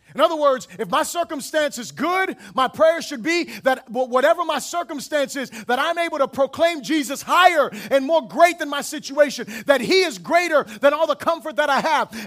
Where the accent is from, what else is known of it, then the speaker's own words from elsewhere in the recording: Florida, United States; I am from Florida